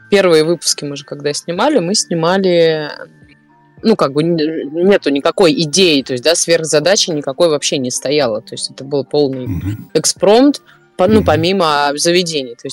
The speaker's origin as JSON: {"language": "Russian", "region": "Saint Petersburg", "country": "Russia", "tie": "born or raised there", "said": "родилась, э, выросла. Коренная ну, не... прям. Я коренная и прям э, с, до мозга костей."}